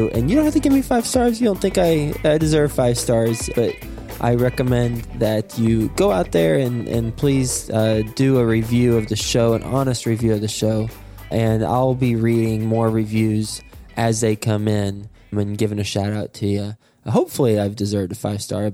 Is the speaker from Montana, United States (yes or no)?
no; Flint, Michigan, United States; moved away; also born or lived in Lubbock, Texas; I was born in Michigan, in Flint, Michigan, and I went to school at Texas Tech in Lubbock